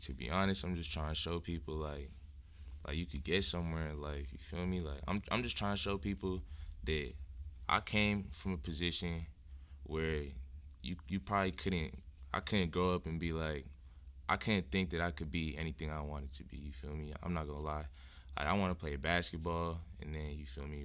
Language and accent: English; Lowell, Massachusetts, United States; moved away as an adult; now in Tacoma, United States; I'm from Lowell, Massachusetts